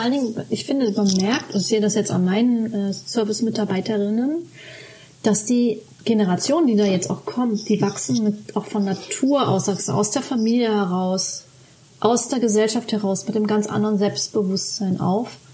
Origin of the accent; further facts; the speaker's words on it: Germany; bei uns in Deutschland